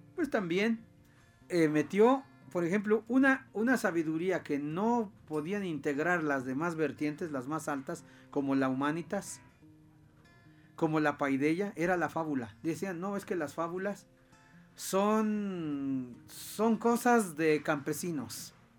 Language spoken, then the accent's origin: Spanish; Tlachichuca, Puebla, Mexico; moved away; a mi pueblo, a, un pueblo de Tlachichuca